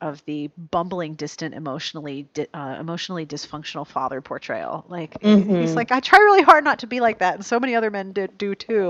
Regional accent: Pittsburgh, Pennsylvania, United States; I grew up in Pittsburgh, and we have a neighborhood that's actually called Polish Hill.

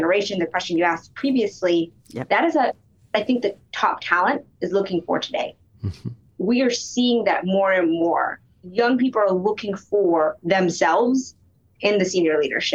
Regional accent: Alabama, United States; moved away; I'm a daughter of Indian immigrants, and I grew up in Alabama

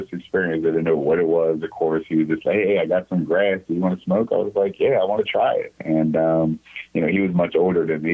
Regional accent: South Anne Arundel County, Maryland, United States; I grew up in South Anne Arundel County in Maryland, so about 30 minutes south of Washington, D.C.

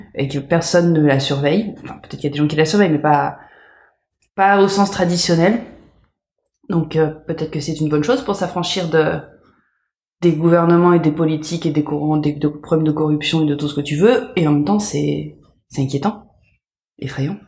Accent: France; moved away; also born or lived in Canada / United States; je me sens française, je suis française, je suis née française.

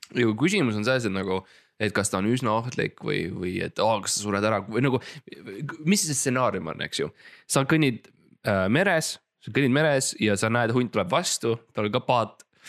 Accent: Estonia; ma olen Eestis ja ma olen eestlane. ja me oleme põliseestlased

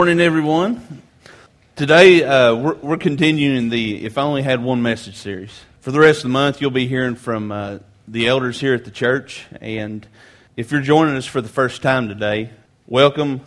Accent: Grainger County, Tennessee, United States; I grew up in Granger County, just across Cherokee Lake here, uh, in a small country church

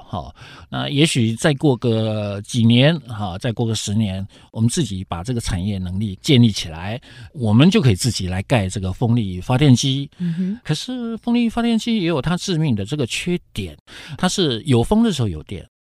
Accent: Taiwan; 我们台湾人民

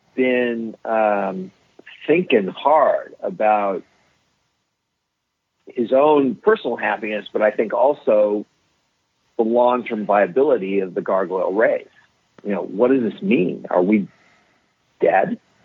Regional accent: Ohio, United States; So I'm from Ohio. I'm from someplace normal.

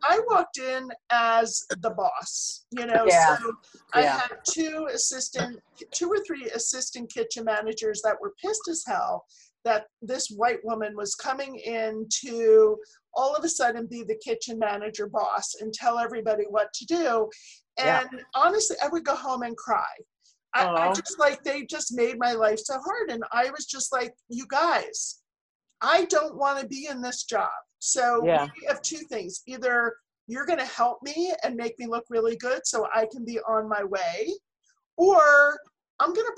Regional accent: Philadelphia suburbs, Pennsylvania, United States; moved away; I'm from Philly

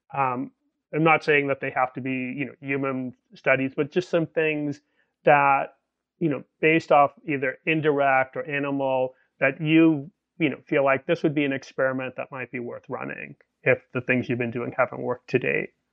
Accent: Boston, Massachusetts, United States; moved away; I'm Irish American from Boston originally

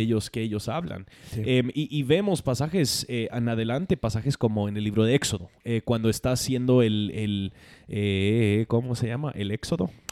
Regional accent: United States; Spanish is a second language; moved away; como gringo creo que puedo decir más

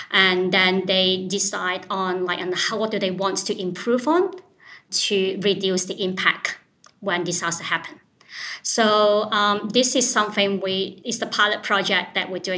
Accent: Lane Cove, New South Wales, Australia; from Lane Cove.

